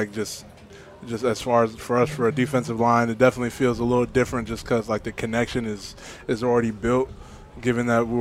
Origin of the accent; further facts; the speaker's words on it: Oregon, United States; Oregon, I'm not from Cali. I would say West Coast